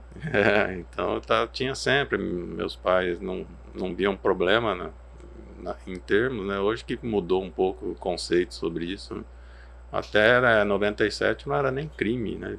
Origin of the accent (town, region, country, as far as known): Araçatuba, São Paulo, Brazil; born or raised there; moved away as an adult; now in Cuiabá, Brazil